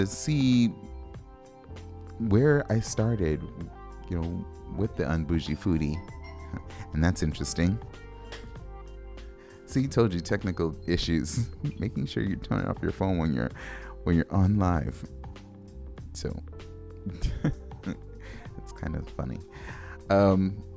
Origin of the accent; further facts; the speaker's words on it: Los Angeles, California, United States; I grew up in Los Angeles